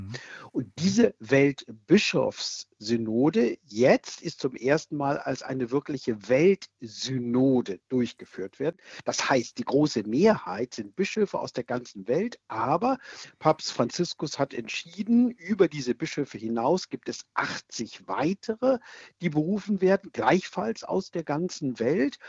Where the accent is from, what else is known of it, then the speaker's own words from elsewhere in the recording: Germany; Bei uns in Deutschland